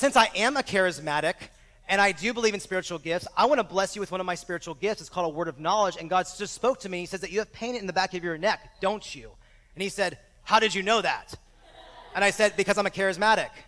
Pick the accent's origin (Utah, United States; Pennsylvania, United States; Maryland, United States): Pennsylvania, United States; Exton; now in Bakersfield, United States; I'm now back in my hometown of Exton, Pennsylvania